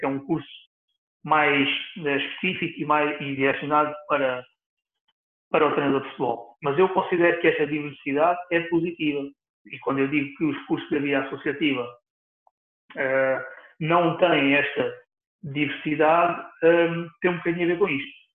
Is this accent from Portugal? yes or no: yes; Setúbal, Portugal; aqui em Setúbal, onde eu, onde eu nasci, onde eu vivo.